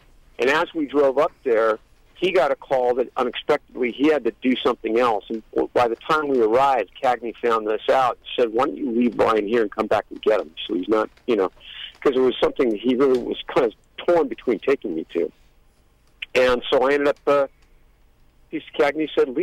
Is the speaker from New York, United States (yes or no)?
no; Los Angeles, California, United States; I grew up in Hollywood, and I've worked around a lot of people